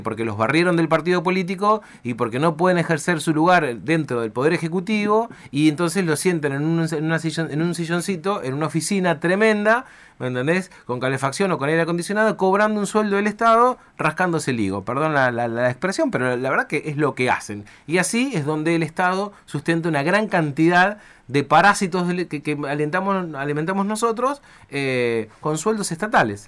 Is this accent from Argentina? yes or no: yes; Argentina; me enorgullece como argentino